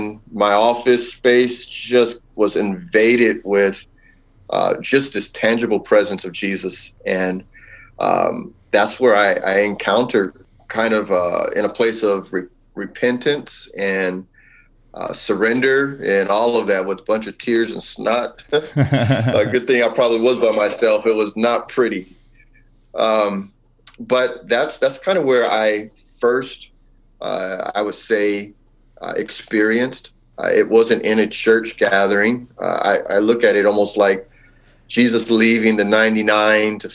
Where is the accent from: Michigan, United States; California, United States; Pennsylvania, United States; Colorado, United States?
California, United States; Los Angeles; now in Wooster, United States; I'm actually originally from Southern California, Los Angeles area